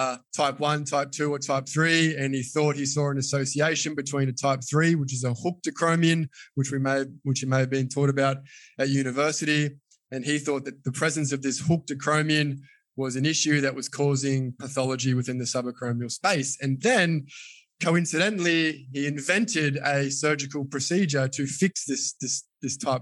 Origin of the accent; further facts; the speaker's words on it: Australia; I am a physiotherapist from Australia.